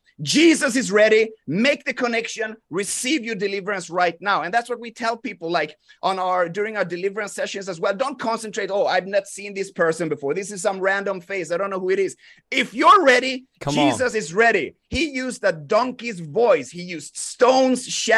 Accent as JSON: {"language": "English", "country": "Sweden", "tie": "born or raised there", "said": "I grew up in Sweden"}